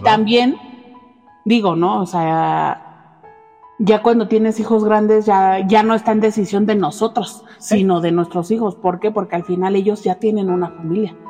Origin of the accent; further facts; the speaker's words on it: Mexico; La mayoría, yo creo, de los mexicanos somos fieles creyentes de la Virgen